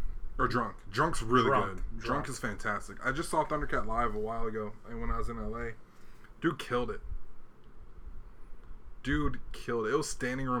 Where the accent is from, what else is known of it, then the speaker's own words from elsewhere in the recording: Chicago, Illinois, United States; born there; also born or lived in Hawaii; I was born in Chicago. I love Chicago.